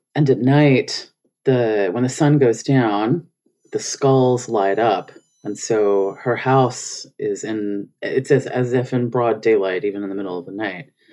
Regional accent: Memphis, Tennessee, United States; moved away; also born or lived in Phoenix, Arizona / Netherlands; I'm from Memphis, Tennessee

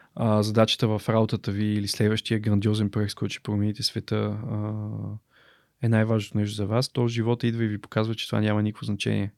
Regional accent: Bulgaria; съм българин

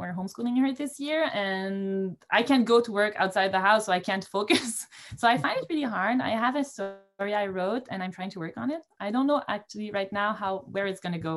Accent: Montreal, Quebec, Canada; I was born and grew up in Montreal in the city

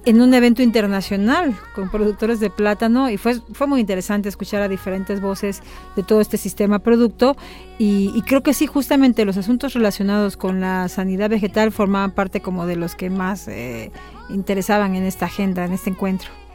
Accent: Santa Clara, Villa Clara, Cuba; moved away as an adult; now in Mexico; soy de Santa Clara, Villa Clara

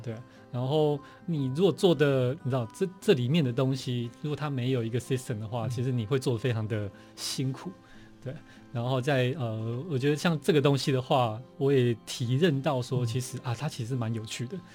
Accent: Changhua County, Taiwan; moved away as an adult; also born or lived in Hsinchu / Netherlands; now in Taipei, Taiwan; 其实我老家应该在彰化，但是在彰化，哦。我小时候在新竹出生，OK。然后我小时候给外婆带的，哦，哦。所以一直所以一直在新竹，对，一直在新竹，就学。然后到大概上，嗯。快要上小学才回到彰化这样子

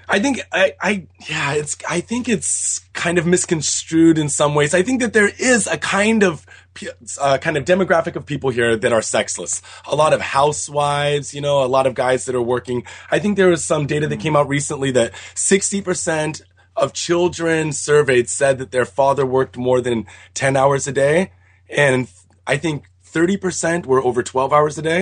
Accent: Seattle, Washington, United States; moved away as an adult; now in Japan; I'm from Seattle, and there's like, of course, there's a lot of Japanese people in Seattle, and I had friend, Japanese friends growing up

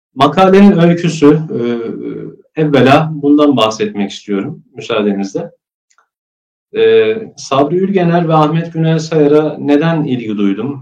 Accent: Kayseri Province, Turkey; moved away as an adult; also born or lived in Germany / Trabzon; Kayseri'ye, e, memleketimiz Kayseri'ye yerleşiyoruz. İlkokul, ortaokul, e, lise eğitimimi ve üniversite, lisans eğitimimi de Kayseri'de alıyorum.

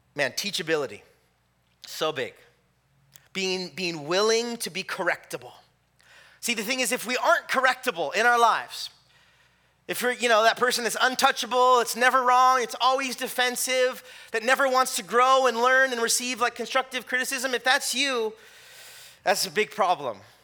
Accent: California, United States; moved away; I'm from California

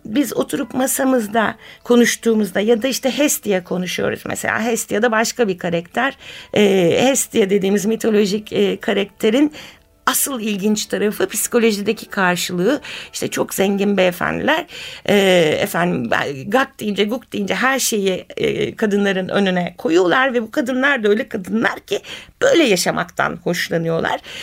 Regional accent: Istanbul, Turkey; İstanbulluyum ben

